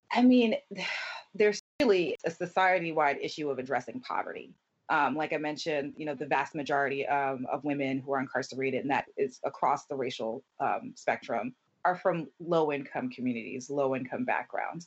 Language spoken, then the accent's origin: English; Camden, New Jersey, United States; my four years of high school growing up in Camden, New Jersey